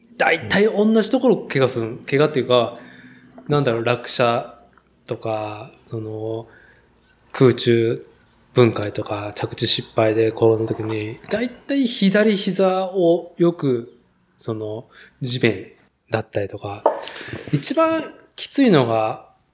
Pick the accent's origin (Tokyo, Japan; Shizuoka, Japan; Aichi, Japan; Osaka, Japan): Aichi, Japan; Nagoya; moved away; 名古屋の住宅街で生まれ育ち、名古屋市っていう都心でね、東海地区で都心で、まあ、生きてきた人間